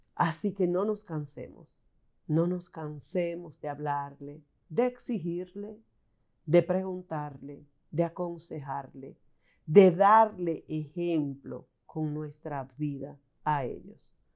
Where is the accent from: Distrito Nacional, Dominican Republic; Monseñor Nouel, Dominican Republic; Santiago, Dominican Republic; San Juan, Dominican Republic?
San Juan, Dominican Republic; San Juan de la Maguana; mis padres me permitieron formar parte de su grupo de jóvenes, siendo yo una niña, en San Juan de la Maguana